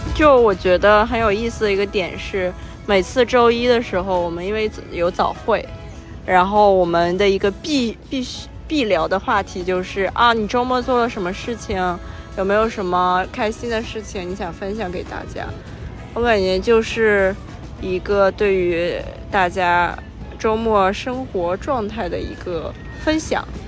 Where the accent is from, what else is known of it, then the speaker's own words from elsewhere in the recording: Qingdao, Shandong, China; 因为我出生在青岛，海边的城市。